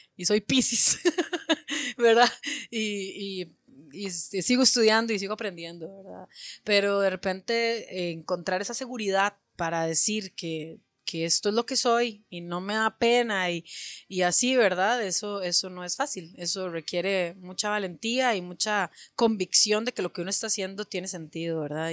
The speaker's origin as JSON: {"language": "Spanish", "region": "Alajuela", "country": "Costa Rica", "tie": "born or raised there", "said": "Alajuela me vio hacerme leña en la calle y me vio crecer"}